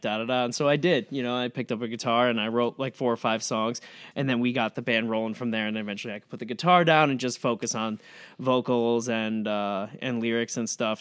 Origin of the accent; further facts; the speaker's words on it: Amherst, New York, United States; moved away as an adult; also born or lived in Chicago; I grew up in Amherst. I went to Sweet Home High School